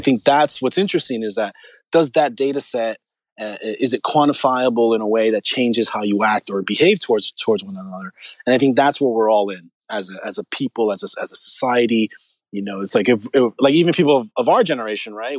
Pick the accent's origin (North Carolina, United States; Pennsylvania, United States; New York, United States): New York, United States; New York City; I'm from New York. I'm New Rican. I'm from Spanish Harlem